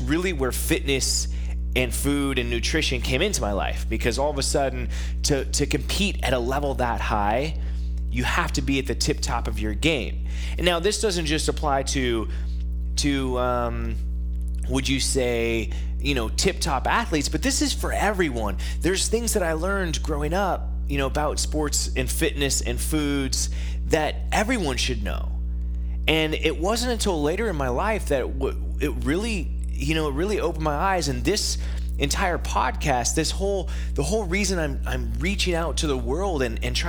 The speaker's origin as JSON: {"language": "English", "region": "Northern California", "country": "United States", "tie": "born or raised there", "moved": "yes", "lives_now": "Phoenix, United States", "said": "They moved my brother and I out of Southern California because we kind of lived in the ghetto, and we moved to Northern California."}